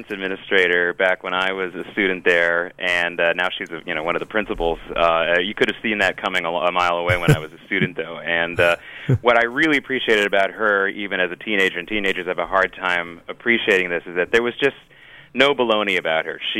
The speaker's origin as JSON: {"language": "English", "town": "Norfolk", "region": "Virginia", "country": "United States", "tie": "born or raised there", "also_born_or_lived": "Oklahoma City", "said": "I was born in Oklahoma City. We lived in, and then a good part of the my childhood, we lived in Norfolk, Virginia"}